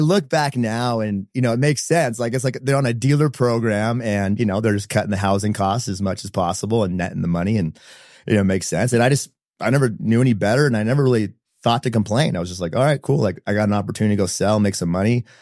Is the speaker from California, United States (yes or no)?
yes; San Diego, California, United States; moved away as an adult; now in Utah, United States; born and raised in San Diego, um, middle child of five kids